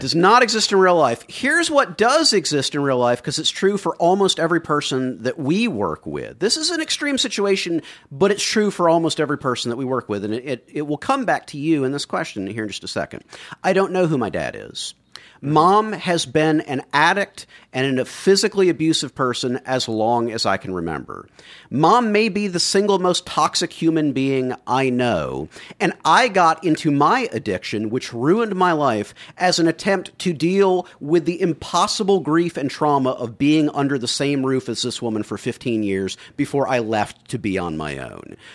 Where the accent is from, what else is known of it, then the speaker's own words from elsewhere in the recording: the South, United States; Growing up in the South